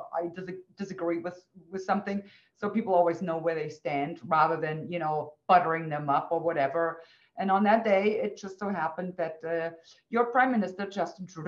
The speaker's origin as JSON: {"language": "English", "area": "Western Germany", "region": "West Germany", "country": "Germany", "tie": "born or raised there", "said": "I was born and raised in Western Germany."}